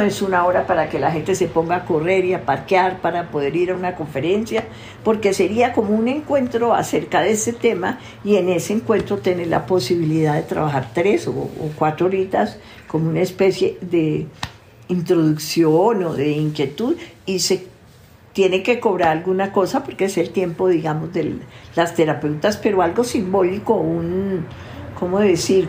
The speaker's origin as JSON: {"language": "Spanish", "region": "Tolima", "country": "Colombia", "said": "soy tolimense, enraizada con santanderiano y paisa"}